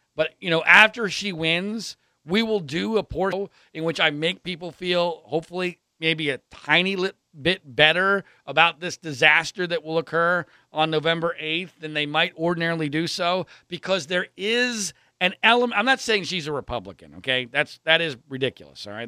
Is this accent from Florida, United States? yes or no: no; Pennsylvania, United States; I grew up in Pennsylvania